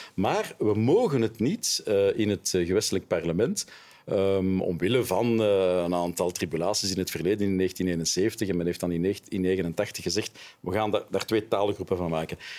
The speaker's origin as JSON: {"language": "Dutch", "town": "Brussels", "region": "Brussels-Capital Region", "country": "Belgium", "said": "ik ben Brusselaar, ik, ben, eh, ik woon daar een halve eeuw"}